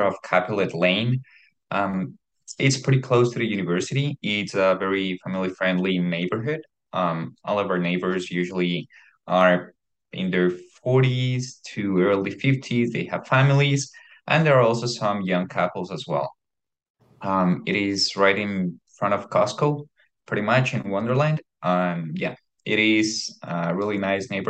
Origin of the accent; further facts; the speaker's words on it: Ecuador; moved away; I am from Ecuador